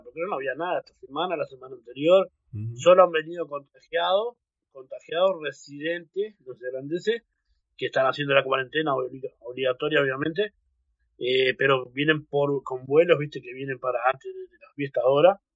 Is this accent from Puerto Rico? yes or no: no; Uruguay; moved away as an adult; now in New Zealand; Uruguay, porque es mi tierra y yo amo Uruguay también